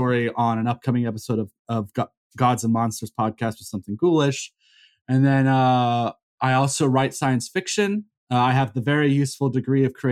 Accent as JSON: {"language": "English", "region": "South Carolina", "country": "United States", "tie": "born or raised there", "also_born_or_lived": "Texas / Florida / Seoul, South Korea", "moved": "as an adult", "said": "I was born in Texas. I grew up in South Carolina"}